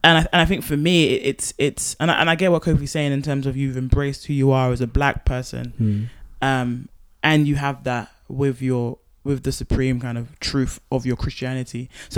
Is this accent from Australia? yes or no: no; Nigeria; And even I'm Nigerian, so I sing like